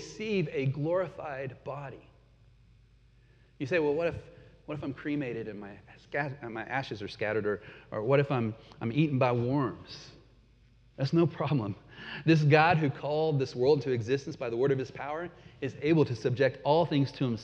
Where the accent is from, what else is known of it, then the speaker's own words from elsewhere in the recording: United States; moved away as an adult; also born or lived in Peru / Canada; as an American living in their midst